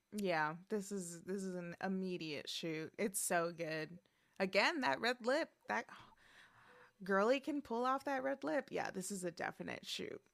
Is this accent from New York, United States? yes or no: yes; New York, United States; I grew up in the New York education system